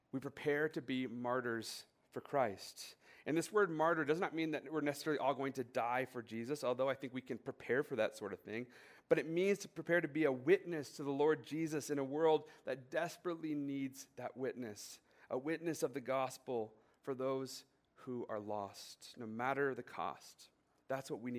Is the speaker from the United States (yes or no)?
yes; United States; I was born in the United States of America